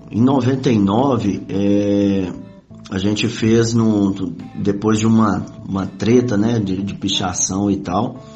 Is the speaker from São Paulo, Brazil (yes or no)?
no; Belo Horizonte, Minas Gerais, Brazil; now in Contagem, Brazil; somos de Belo Horizonte, Minas Gerais.